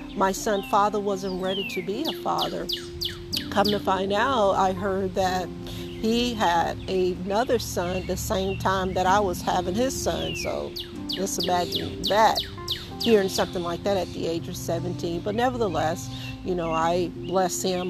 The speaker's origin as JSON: {"language": "English", "region": "the South", "country": "United States", "tie": "born or raised there", "said": "I grew up in the South"}